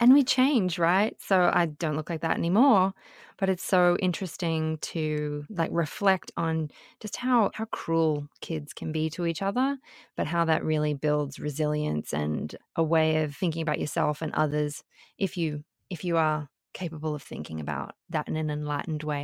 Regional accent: Sydney, New South Wales, Australia; moved away as an adult; also born or lived in Brisbane / Melbourne; now in New York, United States; was born in Sydney, but spent, um, some of my primary school years in Brisbane, and then we moved back to Sydney, and I, um, went through high school in Sydney

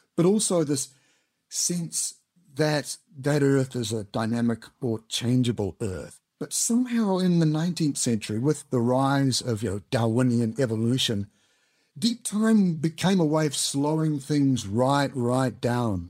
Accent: New Zealand; moved away as an adult; now in United Kingdom; I'm originally from Aotearoa, New Zealand, as you may have guessed from the accent

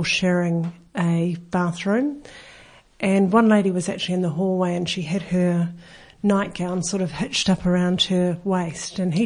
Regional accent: New Zealand; now in Australia; I am actually a Kiwi

